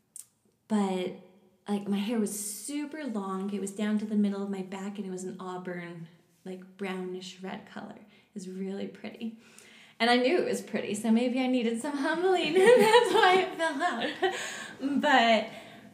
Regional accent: West Jordan, Utah, United States; also born or lived in Canada; I was born in Canada, but I moved to the U.S. when I was 8 years old, and I grew up in West Jordan.

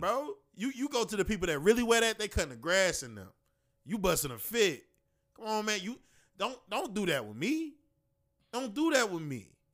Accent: Chicago, Illinois, United States; we from Chicago

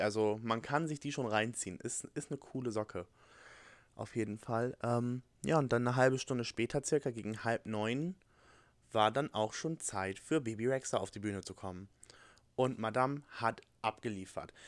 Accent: Germany; moved away as an adult; now in Alabama, United States; ich komme aus Deutschland und bin jetzt hier für ein Au-pair-Jahr

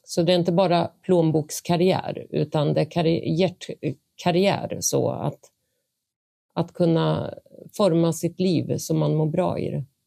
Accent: Vingåker, Södermanland, Sweden; moved away; also born or lived in Eskilstuna; Jag är en bonnunge från Vingåker eh, växte upp på gård

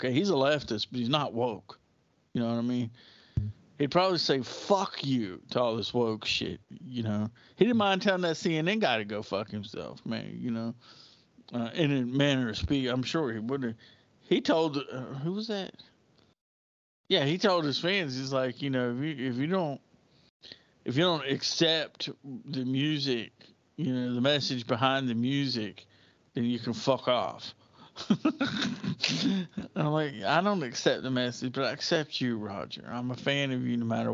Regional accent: United States; I grew up in America in the 1980s and late 70s

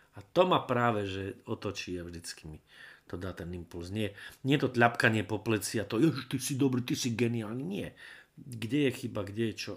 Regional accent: Predajná, Banská Bystrica Region, Slovakia; also born or lived in Brezno; ja som vyrastal v vzdialenej dedinke zvanej Predajná

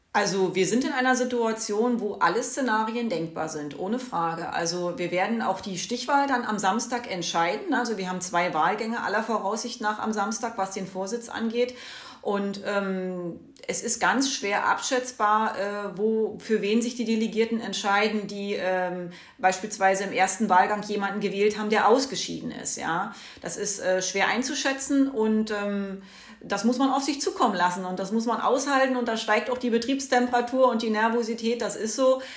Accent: Brandenburg, Germany; also hier in meiner Heimatregion, ich komme aus Brandenburg

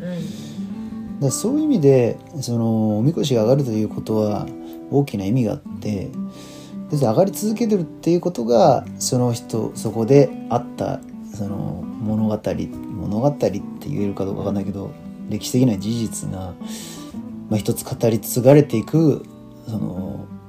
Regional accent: Japan; 私たちのふるさとである日本

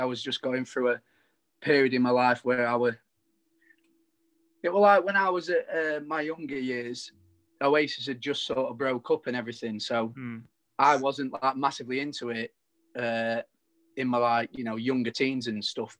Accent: Chesterfield, East Midlands, United Kingdom; We're all from Chesterfield, all grown up in a similar area

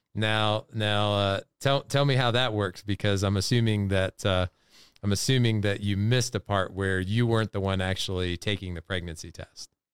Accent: North Carolina, United States; we're from North Carolina

